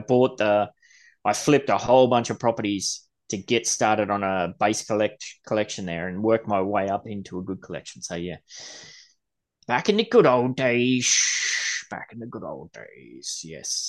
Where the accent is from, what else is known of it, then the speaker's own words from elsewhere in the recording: Gold Coast, Queensland, Australia; I'm from the Gold Coast.